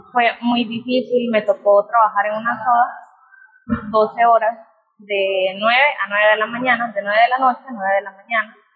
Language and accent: Spanish; Nicaragua; moved away as an adult; now in Costa Rica; yo nací acá, mi mamá me llevó como a la edad de un año para Nicaragua y estaba estudiando Derecho